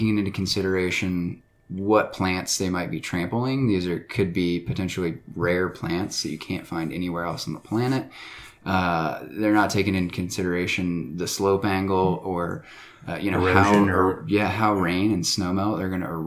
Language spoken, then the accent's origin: English; Atlanta, Georgia, United States; moved away as an adult; now in Colorado, United States; I grew up in Atlanta, Georgia